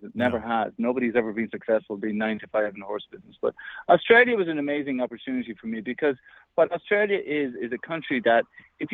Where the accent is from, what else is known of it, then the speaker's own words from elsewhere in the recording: Ireland; I grew up in Ireland. I was born and raised in Ireland on a sheep and cattle